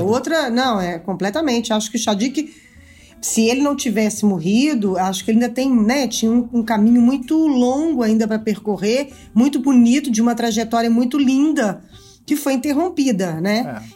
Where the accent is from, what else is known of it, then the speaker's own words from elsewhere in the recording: Minas Gerais, Brazil; eu sou mineira